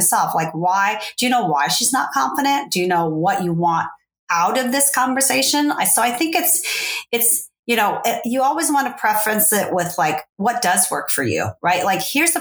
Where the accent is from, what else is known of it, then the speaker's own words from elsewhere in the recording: Fresno, California, United States; also born or lived in Saigon, Vietnam / Los Angeles; at that time I lived in LA, but I come from Fresno